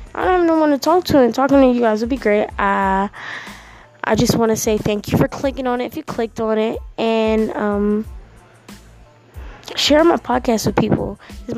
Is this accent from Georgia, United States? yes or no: yes; Atlanta, Georgia, United States; also born or lived in Philadelphia, Pennsylvania; now in Harrisburg, United States; I'm actually from Atlanta. I was born there, kind of raised there, and kind of raised in Philly.